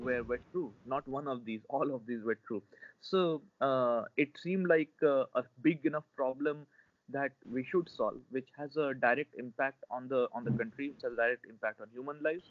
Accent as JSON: {"language": "English", "country": "India", "tie": "born or raised there", "said": "as an Indian, and especially myself, having been, you know, technically been born and brought up within the umbrella of the Indian Space Agency"}